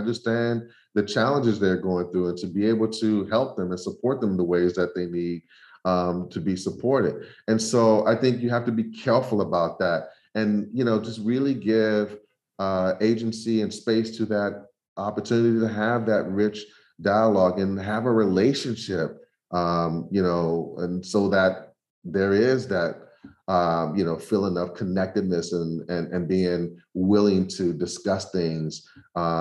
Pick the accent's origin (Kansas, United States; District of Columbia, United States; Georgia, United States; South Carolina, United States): District of Columbia, United States; Washington; moved away; growing up in Southeast Washington, D.C.